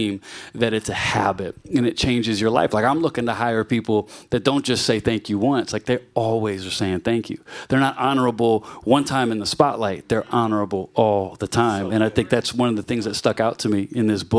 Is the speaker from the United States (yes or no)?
yes; Virginia, United States; now in New York City, United States; I'm from Virginia